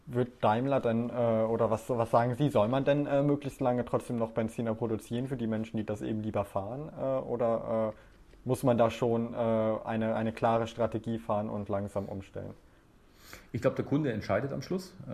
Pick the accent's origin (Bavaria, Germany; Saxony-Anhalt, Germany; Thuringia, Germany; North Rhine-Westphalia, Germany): Bavaria, Germany; ich komme aus Bayern